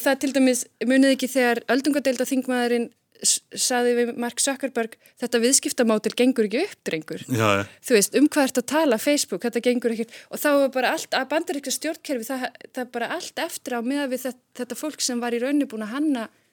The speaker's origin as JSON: {"language": "Icelandic", "country": "Iceland", "said": "við erum náttúrulega Íslendingar"}